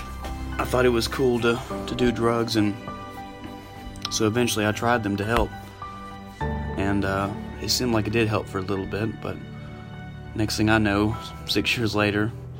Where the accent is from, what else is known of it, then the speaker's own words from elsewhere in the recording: Nashville, Tennessee, United States; moved away as an adult; also born or lived in Alabama; I'm from Nashville, Tennessee, 25 years old, here in phase one at the Refuge.